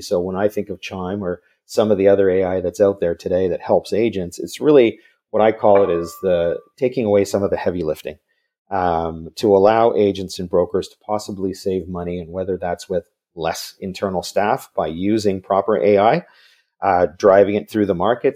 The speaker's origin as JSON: {"language": "English", "town": "Vancouver", "region": "British Columbia", "country": "Canada", "tie": "born or raised there", "said": "grew up in Vancouver, so I'm another Canadian"}